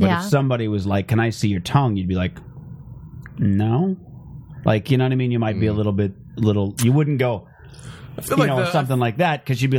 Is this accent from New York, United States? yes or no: no; Phoenix, Arizona, United States; Mostly Phoenix.